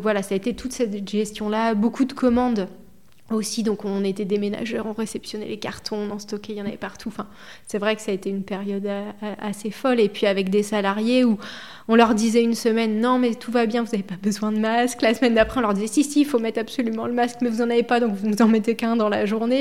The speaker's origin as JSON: {"language": "French", "town": "Buzançais", "region": "Centre-Val de Loire", "country": "France", "tie": "born or raised there", "also_born_or_lived": "Châteauroux", "said": "moi, je suis native de l'Indre. Je suis née à Châteauroux"}